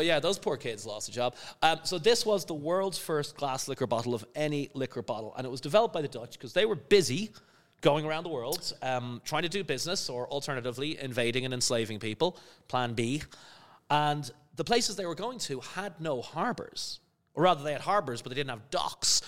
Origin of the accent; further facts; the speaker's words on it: Skerries, Leinster, Ireland; moved away; also born or lived in London / New York / Cayman Islands / Netherlands; I'm from a little village near, uh, Dublin on the coast called Skerries